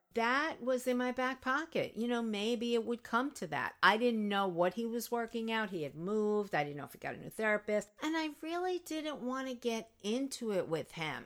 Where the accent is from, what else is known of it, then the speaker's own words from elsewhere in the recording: New York, United States; I come from New York